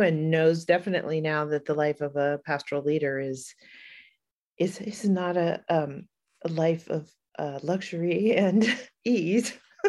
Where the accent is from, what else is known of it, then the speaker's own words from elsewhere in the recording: Hawaii, United States; moved away as an adult; I grew up in Hawaii. My father is a native Hawaiian activist and community organizer, and my parents still live there.